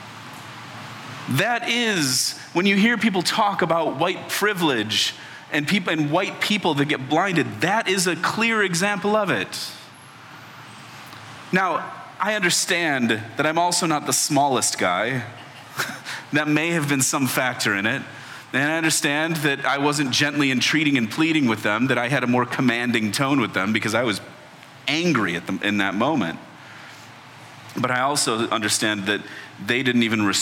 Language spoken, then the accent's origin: English; Chicago, Illinois, United States; now in Washington, D.C., United States; I grew up in Chicago